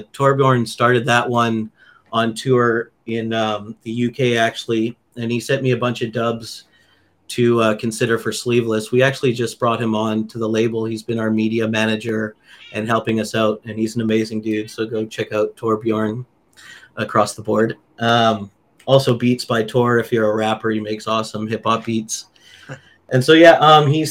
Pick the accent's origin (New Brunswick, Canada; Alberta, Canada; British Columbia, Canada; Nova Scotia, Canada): British Columbia, Canada; Vancouver; moved away as an adult; now in United States; Growing up in Vancouver, it was kind of the backyard festival